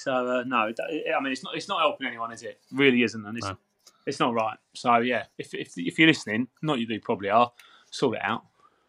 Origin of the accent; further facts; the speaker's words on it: United Kingdom; So we grew up in Bradbury End.